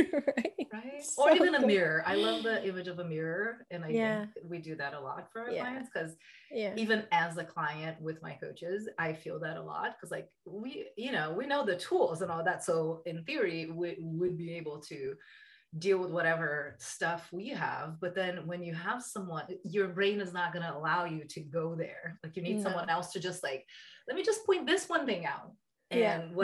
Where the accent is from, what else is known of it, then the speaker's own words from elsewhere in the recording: Brazil; moved away as an adult; now in United States; I'm from Brazil. I met my husband here in the US